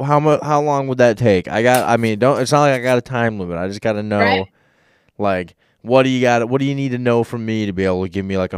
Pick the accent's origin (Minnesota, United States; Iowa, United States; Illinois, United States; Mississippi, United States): Minnesota, United States; Robbinsdale; I was born in Robbinsdale, Minnesota.